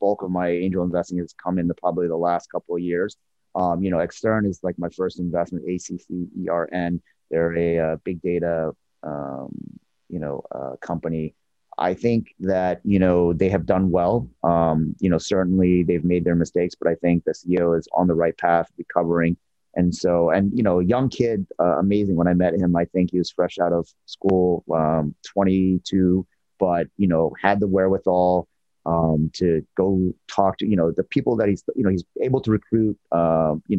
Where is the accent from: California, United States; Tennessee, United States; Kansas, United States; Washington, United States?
Washington, United States; Seattle; I'm from Seattle area